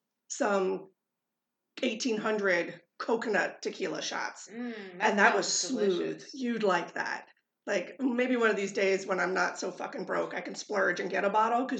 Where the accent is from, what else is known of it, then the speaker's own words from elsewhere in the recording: California, United States; moved away; because I grew up in California.